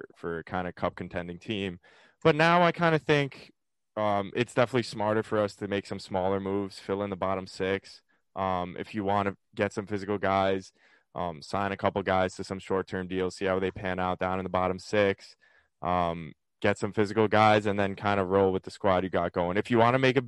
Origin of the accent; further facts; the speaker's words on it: New York City, New York, United States; moved away as an adult; now in Hoboken, United States; I grew up in Bayside, Queens, and I go to school now in Jersey with Joey